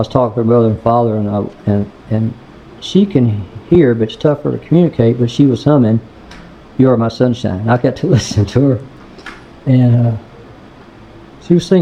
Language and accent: English; North Little Rock, Arkansas, United States; I'm from Rose City.